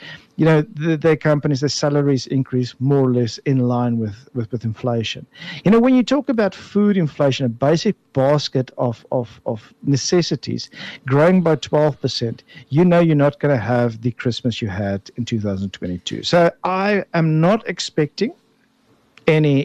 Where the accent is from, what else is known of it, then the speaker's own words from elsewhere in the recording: Bellville, Western Cape, South Africa; I'm the boy from Belleville